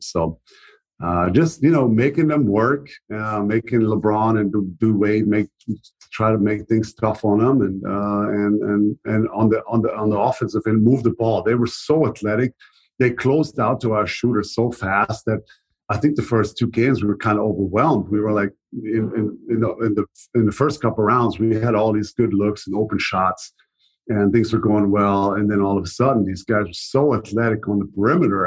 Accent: Germany; English is a second language; moved away as an adult; also born or lived in Dallas; to Germany, to my hometown

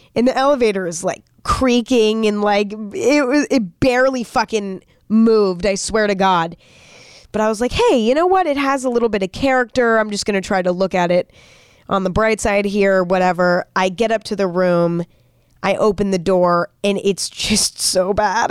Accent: near San Francisco, California, United States; moved away; also born or lived in Los Angeles / New York City; I grew up near San Francisco.

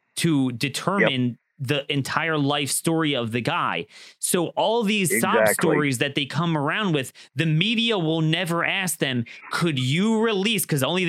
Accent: Baltimore, Maryland, United States; my hometown of Baltimore

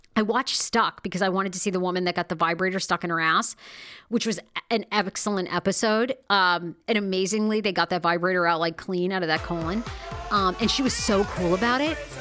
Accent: Wiscasset, Maine, United States; I grew up in Maine. Now, I love my little hometown of West Cassett, Maine

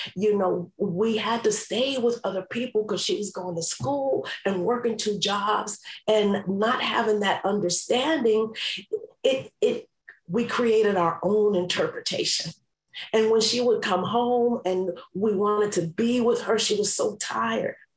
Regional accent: New York City, New York, United States; I grew up in New York City

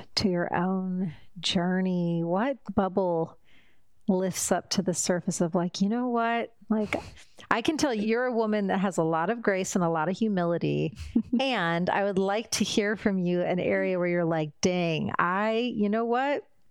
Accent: Indiana, United States; I come from Indiana.

